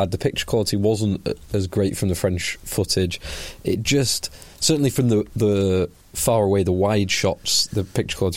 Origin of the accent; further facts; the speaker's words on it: England, United Kingdom; as an Englishman